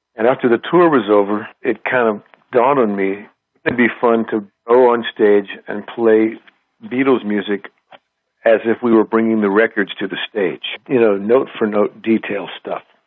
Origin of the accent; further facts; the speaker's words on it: Huntsville, Texas, United States; we were Texans and uh, in a small town called Huntsville, Texas